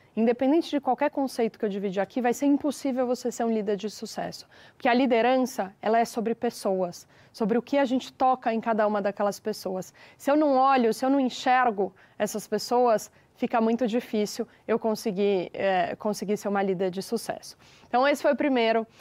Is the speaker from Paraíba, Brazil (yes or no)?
no; Araraquara, São Paulo, Brazil; moved away as an adult; now in São Paulo, Brazil; eu sou de Araraquara e eu mudei para São Paulo para fazer faculdade e aqui fiquei